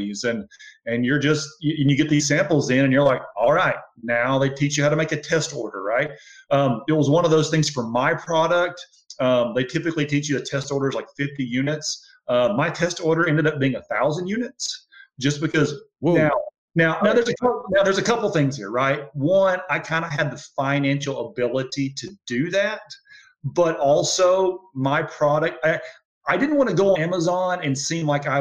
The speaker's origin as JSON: {"language": "English", "region": "Alabama", "country": "United States", "said": "I'm from Alabama"}